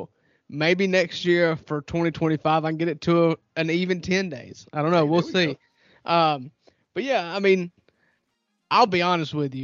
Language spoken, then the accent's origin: English; North Mississippi, United States; We're rednecks from North Mississippi